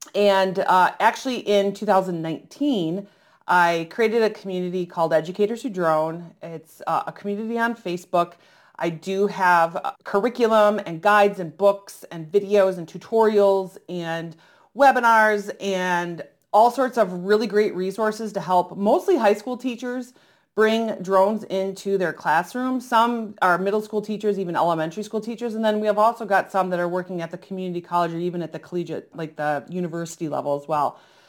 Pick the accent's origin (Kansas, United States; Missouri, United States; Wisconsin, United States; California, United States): Wisconsin, United States; Oshkosh; And thankfully, I grew up around the Experimental Aircraft Association, which is in Oshkosh, Wisconsin.